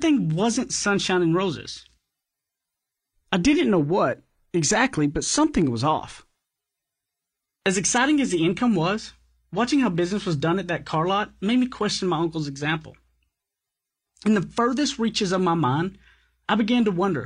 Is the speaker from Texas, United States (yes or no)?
yes; East Texas, United States; accent: thick East Texas; Being from East Texas, my accent is so thick